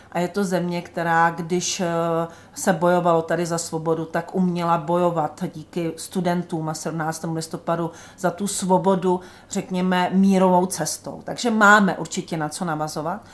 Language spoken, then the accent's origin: Czech; Czechia; my Češi